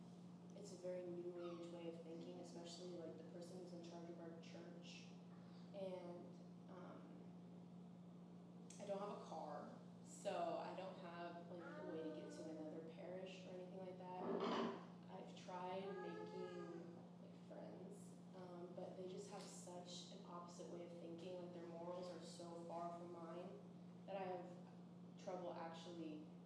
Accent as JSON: {"language": "English", "town": "Edmond", "region": "Oklahoma", "country": "United States", "moved": "as an adult", "lives_now": "Ohio, United States", "said": "I'm from Edmond."}